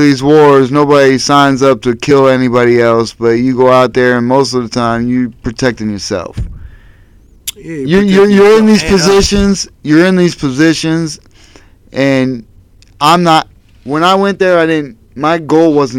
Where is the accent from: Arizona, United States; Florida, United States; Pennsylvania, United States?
Pennsylvania, United States; Erie; Growing up in Erie